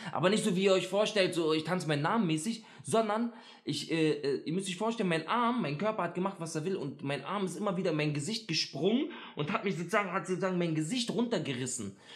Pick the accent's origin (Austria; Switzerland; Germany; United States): Germany; Berlin; ich bin in Neukölln aufgewachsen